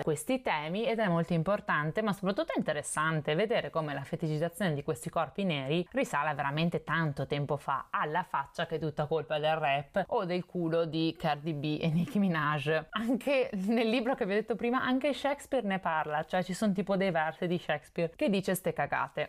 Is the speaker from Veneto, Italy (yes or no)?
yes; Veneto, Italy; io sono veneta